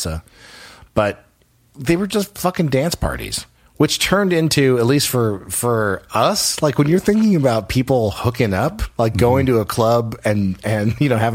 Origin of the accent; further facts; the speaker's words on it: Los Angeles, California, United States; growing up in Los Angeles because everyone, it's a small community if you grow up here